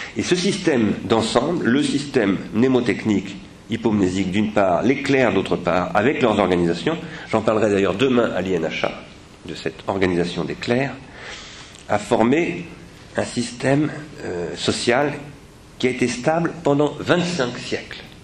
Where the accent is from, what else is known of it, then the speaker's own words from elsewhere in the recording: France; nous les Français